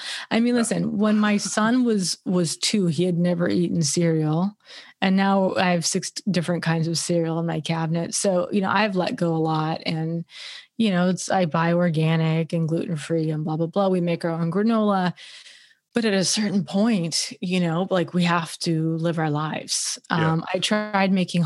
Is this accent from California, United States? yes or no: yes; Los Angeles, California, United States; as a woman growing up in Los Angeles